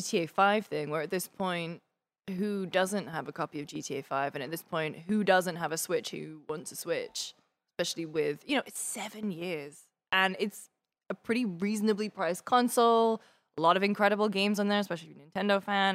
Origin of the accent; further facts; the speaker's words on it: United Kingdom; I'm very British